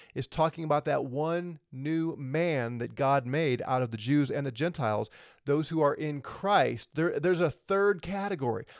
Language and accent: English; St. Louis, Missouri, United States; I'm a natural born U S citizen, born in Saint Louis, Missouri. I live here in America